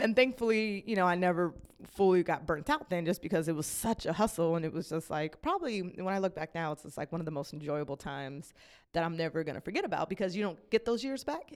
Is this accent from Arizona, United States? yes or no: no; Las Vegas, Nevada, United States; moved away; I was born and raised in Las Vegas, Nevada